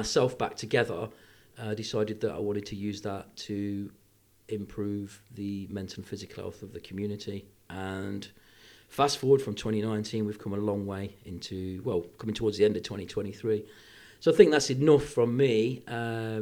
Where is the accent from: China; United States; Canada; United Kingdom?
United Kingdom; northwest Leicestershire, East Midlands; I'm a local lad. I grew up in northwest Leicestershire